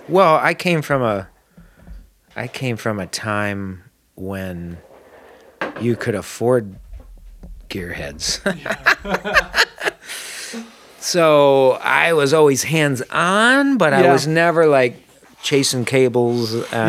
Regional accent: Syracuse, New York, United States; Upstate New York. Syracuse. Okay, Syracuse. Yep.

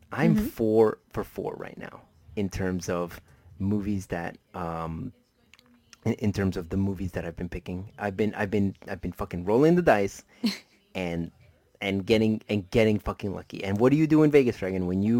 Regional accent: Colombia; moved away; since I was born in a Hispanic country, I was born in Colombia, uh-huh. that means that I'm a deeply devout Catholic.

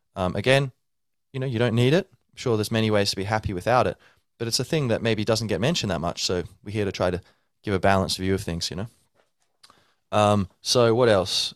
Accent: Ireland; I'm like Irish

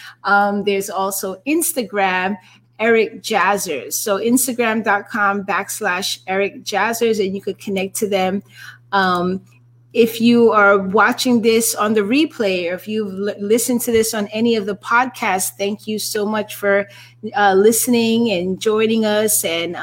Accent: New York City, New York, United States; NYC represent. Absolutely. I'm from New York too.

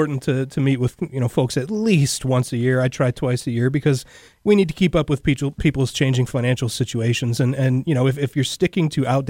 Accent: Cleveland, Ohio, United States; moved away as an adult; now in Cincinnati, United States; I'm born and raised in Cleveland, Ohio. I live in Cincinnati because my wife is from here.

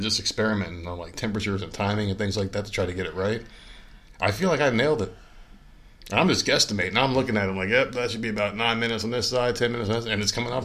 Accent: New Jersey, United States; I come from New Jersey and we have Rutgers

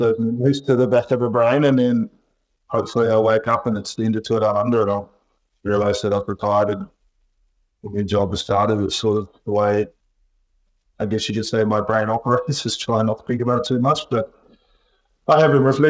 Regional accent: Timaru, Canterbury, New Zealand; moved away; I'm in Timaru, New Zealand, in my hometown

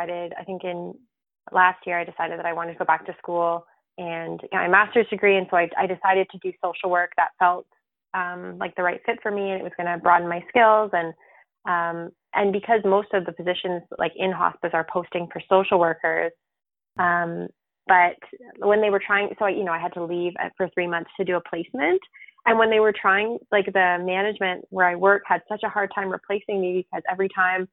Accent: Sarnia, Ontario, Canada; also born or lived in Burlington; And I started at the hospice in Sarnia

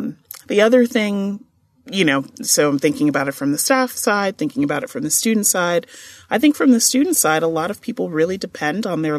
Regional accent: New York, United States; I'm originally from New York, so I went to NYU and I went to Fordham.

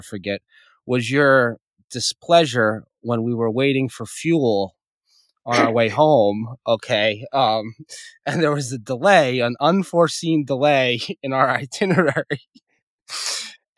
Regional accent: Indian Point, New York, United States; I grew up around Indian Point

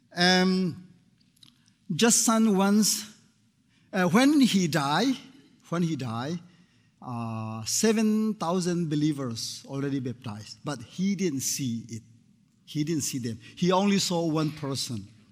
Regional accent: Myanmar; I came from Myanmar, previously called uh, Burma.

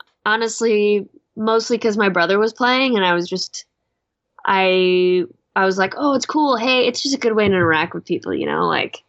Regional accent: Chicago, Illinois, United States; moved away; I grew up in Chicago.

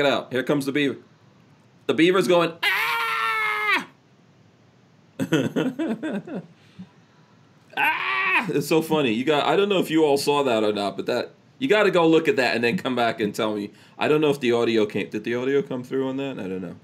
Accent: Guyana; moved away; also born or lived in Nigeria; I was born in Guyana

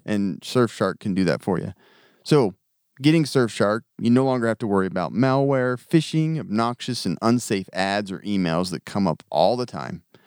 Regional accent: United States; I grew up in America.

